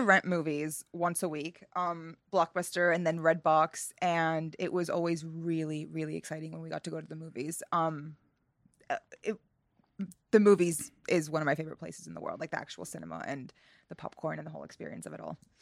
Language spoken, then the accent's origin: English; Northeast, United States; growing up in the Northeast in America